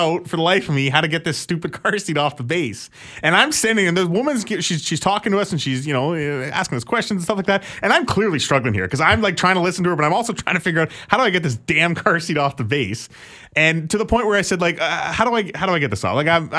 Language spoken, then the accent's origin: English; Alberta, Canada; Because I'm from Alberta and it's funny that we have to cheer for them.